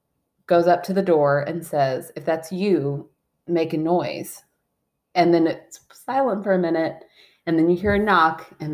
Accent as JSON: {"language": "English", "region": "Scotland", "country": "United Kingdom", "said": "We're from Scotland, and one of their heirlooms I wanted was a sick bell"}